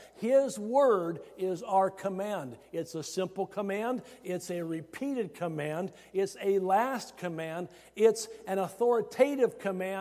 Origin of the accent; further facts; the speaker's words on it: Iowa, United States; growing up in Iowa, it really helped me get acquainted with the work of the harvest.